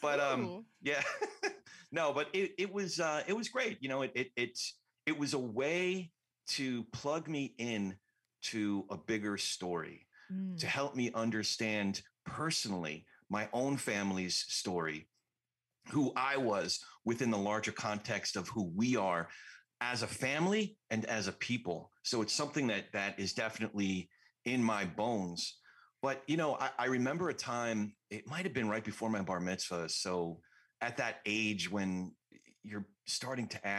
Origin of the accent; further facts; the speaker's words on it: New Jersey, United States; also born or lived in New York; we started out in New York. I grew up in Jersey